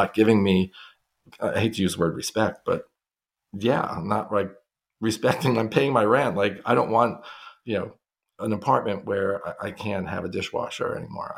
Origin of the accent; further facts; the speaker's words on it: New York City, New York, United States; I grew up in Brooklyn